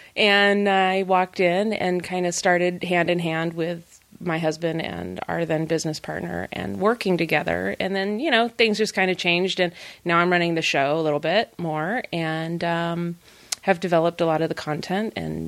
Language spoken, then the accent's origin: English; California, United States; I am a mom from California. I don't understand frozen water you can walk on.